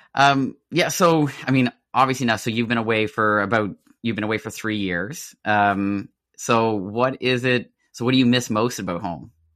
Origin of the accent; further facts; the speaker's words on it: Nova Scotia, Canada; a lot of us growing up in Nova Scotia had that itch to like move away